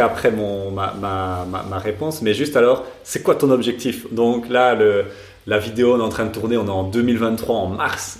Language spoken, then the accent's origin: French; Belgium; on est belge